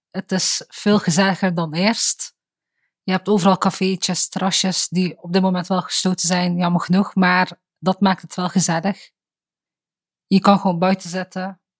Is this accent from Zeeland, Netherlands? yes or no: no; Eindhoven, North Brabant, Netherlands; waar kom je vandaan of uit welke wijk, en je zei het eten, ja, Woensel. En ik moest dan ook heel vaak zeggen, vlakbij de Edison of bij de Edisonstraat.